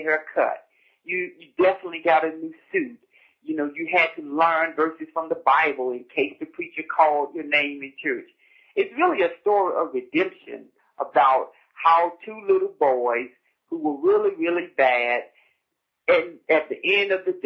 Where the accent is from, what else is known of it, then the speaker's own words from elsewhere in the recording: United States; growing up on Rehoboth Road, the great thing about Rehoboth Road, and it still stands, was tradition